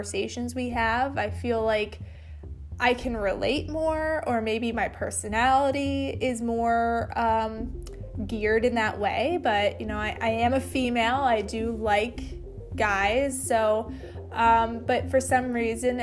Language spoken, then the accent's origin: English; East Coast, United States; moved away as an adult; now in West Coast, United States; originally I'm from the East Coast but have moved to the West Coast after I got married.